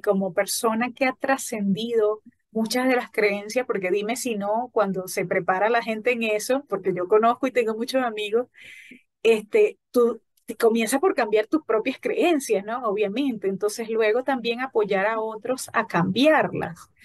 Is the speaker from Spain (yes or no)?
no; Falcón, Venezuela; de la región justamente donde yo soy, de Falcón